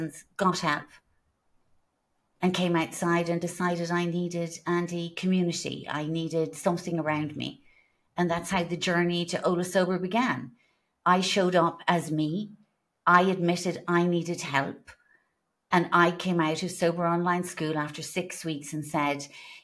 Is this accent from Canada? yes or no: no; Ireland; being Irish